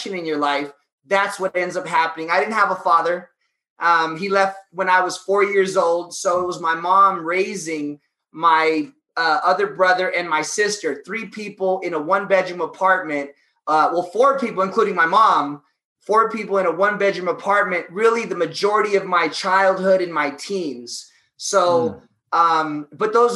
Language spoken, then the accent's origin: English; Los Angeles, California, United States; I'm an LA kid, East LA, grew up in the hood.